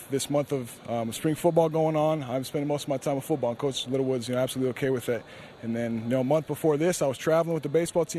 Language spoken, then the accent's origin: English; Provo, Utah, United States; also born or lived in Mapleton, Utah / Spanish Fork, Utah; growing up in Provo here and living just south in Mapleton and Spanish Fork all my life